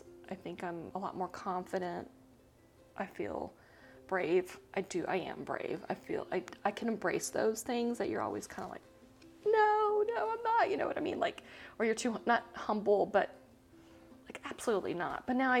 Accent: Panama; moved away as an adult; also born or lived in Costa Rica; now in United States; I was born and raised in Central America. I don't know if you know that. I'm half Costa Rican. I was born in Costa Rica, raised in Panama. I'm military brat.

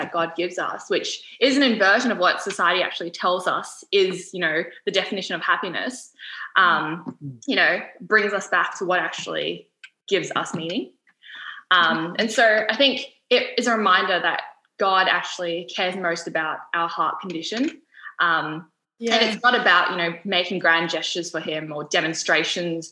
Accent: Sydney, New South Wales, Australia; moved away as an adult; now in Gold Coast, Australia; I was born and raised in Sydney, moved up to the Gold Coast to start studying medicine.

